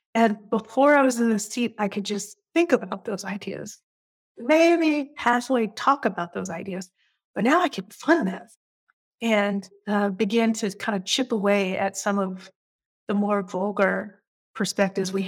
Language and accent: English; Portland, Oregon, United States; moved away as an adult; also born or lived in Minnesota / Bay Area, California / New York City; I am a Portlander, fourth generation Portlander. And I grew up in Northeast Portland.